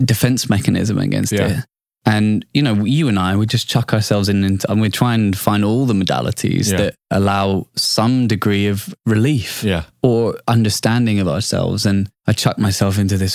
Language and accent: English; United Kingdom; I'm British